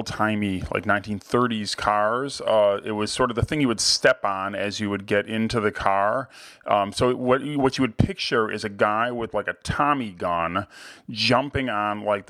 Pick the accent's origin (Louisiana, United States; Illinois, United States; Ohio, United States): Ohio, United States; Cleveland; my hometown museum, the Cleveland Museum of Art